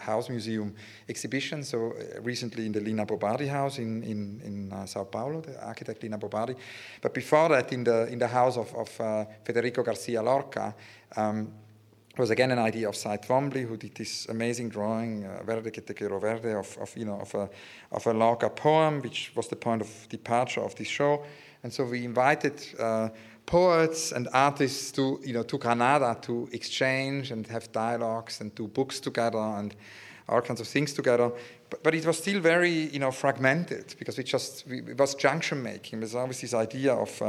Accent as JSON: {"language": "English", "region": "Zurich", "country": "Switzerland", "tie": "born or raised there", "moved": "yes", "lives_now": "London, United Kingdom", "said": "I was born in Zurich, and growing up in Zurich, you know, it's the city of Dada"}